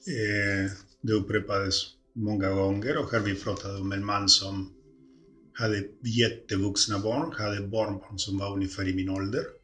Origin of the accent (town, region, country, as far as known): Montevideo, Uruguay; born or raised there; now in Sweden